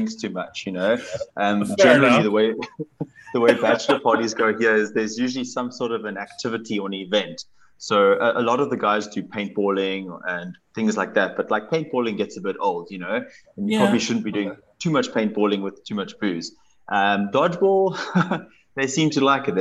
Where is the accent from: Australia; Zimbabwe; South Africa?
South Africa; Cape Town, Western Cape; I'm from Cape Town, which is the best part of South Africa